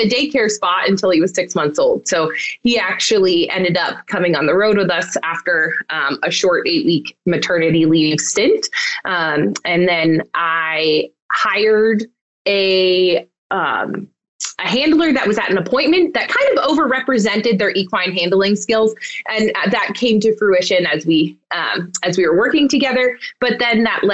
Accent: Western Massachusetts, United States; also born or lived in Pennsylvania; I grew up in Western Massachusetts and also ended up returning here to start my practice

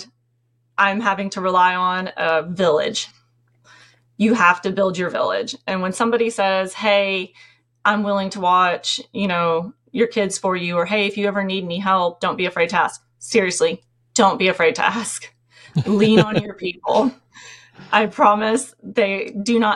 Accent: Tennessee, United States; moved away; we're from Tennessee

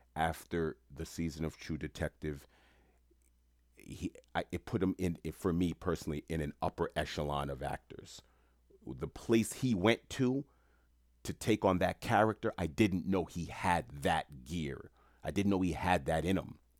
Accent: New York City, New York, United States; I grew up in Queens, New York

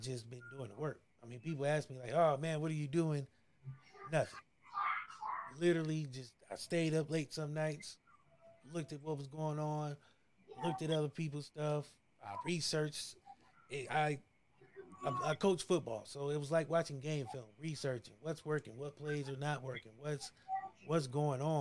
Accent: Ohio, United States; I'm from Ohio

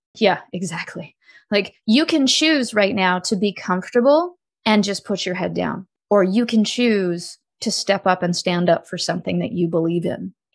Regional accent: Canada; when I came out as a Canadian citizen

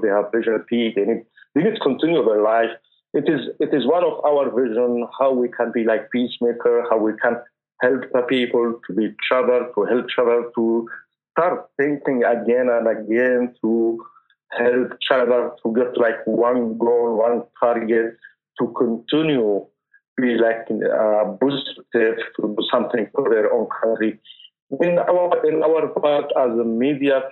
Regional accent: Taiz, Taiz Governorate, Yemen; moved away; I am from Yemen, Taiz.

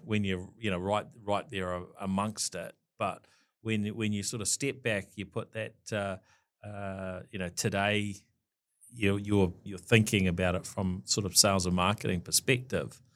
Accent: Dunedin, Otago, New Zealand; moved away as an adult; now in Auckland, New Zealand; I was born in Dunedin in Queen Mary Hospital

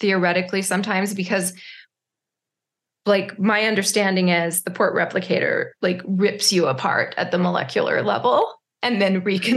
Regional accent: Utah, United States; So that's my home state

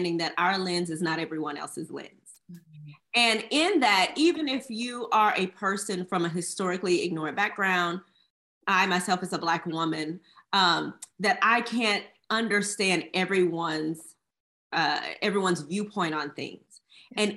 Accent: Houston, Texas, United States; I'm originally from Houston, Texas

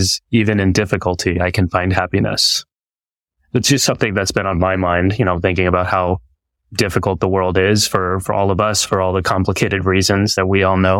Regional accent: Texas, United States; because of my experience growing up in Texas and being one of the only kids with a turban and a beard

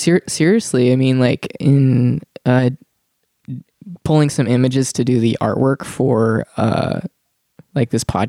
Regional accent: Dodge City, Kansas, United States; when I was working at a movie theater, a lowly movie theater in Dodge City, Kansas, my hometown.

